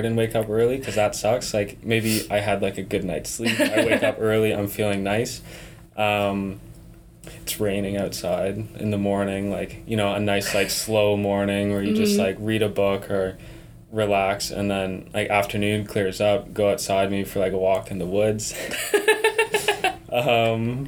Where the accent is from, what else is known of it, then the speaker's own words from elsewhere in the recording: Cobourg, Ontario, Canada; I'm a fourth year philosophy student from a small town in Ontario, like halfway between here and Toronto, and Cobourg